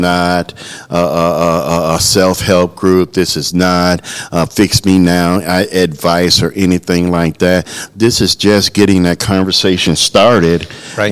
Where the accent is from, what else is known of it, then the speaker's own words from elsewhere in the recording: Chicago, Illinois, United States; I'm from the Chicagoland area